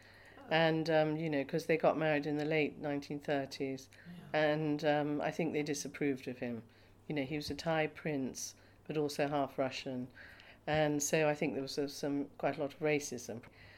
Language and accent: English; Cornwall, South West England, United Kingdom; first language English; also born or lived in Bangkok, Thailand; father was half Thai and half Russian, and my mother was Scottish and English. And I grew up in Cornwall, which was a total contrast to Bangkok.